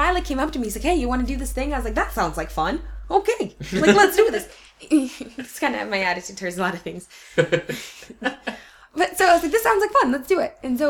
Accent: Port Orchard, Washington, United States; I grew up in Port Orchard, which is a tiny, tiny place.

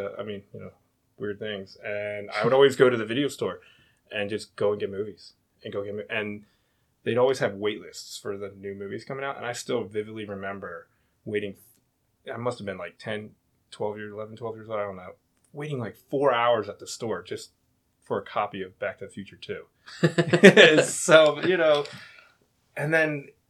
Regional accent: New Jersey, United States; also born or lived in Virginia; Grew up in Virginia and New Jersey, so I pretty much call New Jersey home, right outside Philadelphia.

